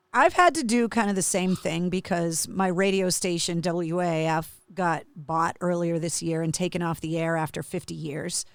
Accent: Massachusetts, United States; growing up in Massachusetts

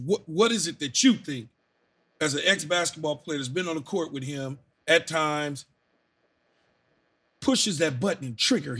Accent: California, United States; And I'm from California, and I love Steph and Clay and Wiggins and all of them and Looney.

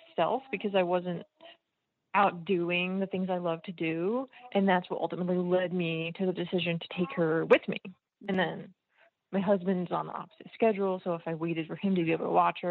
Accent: New Jersey, United States; I grew up in New Jersey where you have to be 10 years old before you can hunt

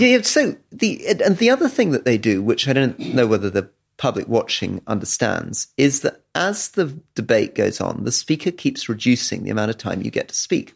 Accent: London, United Kingdom; when I was growing up in London

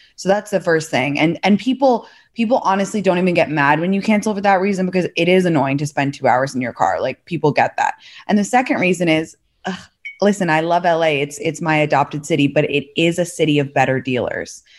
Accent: London, United Kingdom; moved away as an adult; also born or lived in San Francisco Bay Area / San Francisco / New York; now in Los Angeles, United States; I'm from London originally, went to Stanford undergrad

